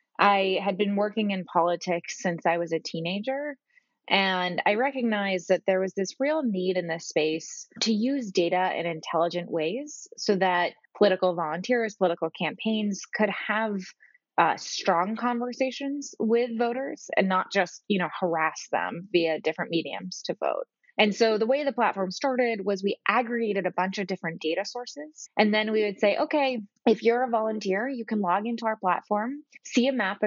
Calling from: Boston, Massachusetts, United States; Hey, Jamie, I'm calling in from Boston.

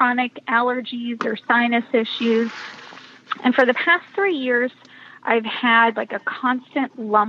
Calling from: Savannah, Georgia, United States; I'm calling from Savannah, Georgia.

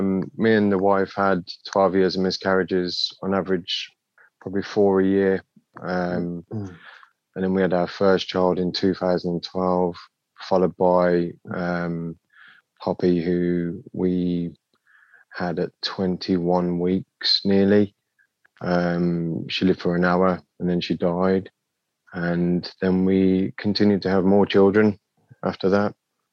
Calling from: Marston Green, West Midlands, United Kingdom; Marston Green, Costerdale, Chelmsley Wood.

